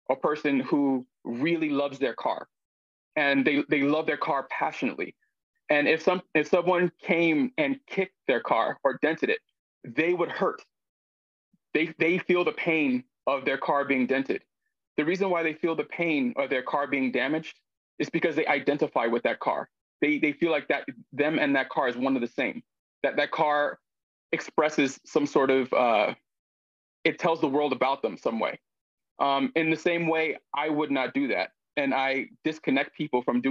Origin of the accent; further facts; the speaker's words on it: United States; I'm obviously Black, American, man.